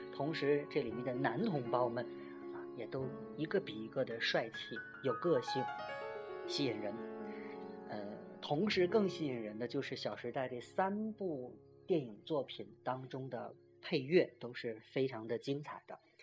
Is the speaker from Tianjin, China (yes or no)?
yes; Tianjin, China; 特别是作为天津人嘛